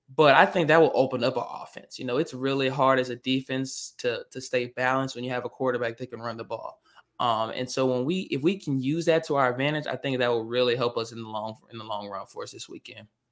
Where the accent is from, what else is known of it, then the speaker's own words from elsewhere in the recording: Arkansas, United States; I'm from Arkansas